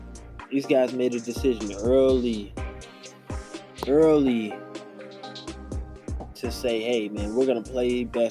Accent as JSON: {"language": "English", "region": "California", "country": "United States", "tie": "born or raised there", "said": "We live in California. We were born and raised in California. Let's go change the narrative about California."}